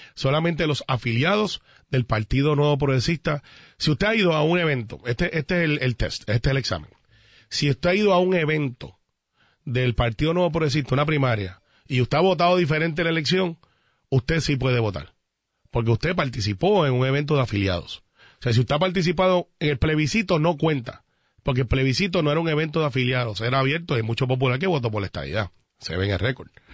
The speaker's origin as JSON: {"language": "Spanish", "town": "Guaynabo", "country": "Puerto Rico"}